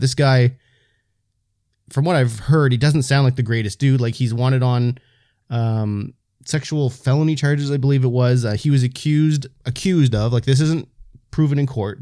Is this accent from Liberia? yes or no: no; the Maritimes, Canada; white dudes from Maritimes in Canada